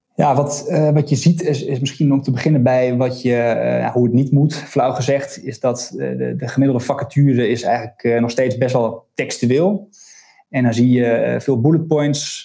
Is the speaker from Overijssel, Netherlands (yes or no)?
yes; Deventer, Overijssel, Netherlands; moved away as an adult; also born or lived in Leiden / Amsterdam; now in Scheveningen, Netherlands; Ik ben geboren in Deventer, ehm, daar opgegroeid.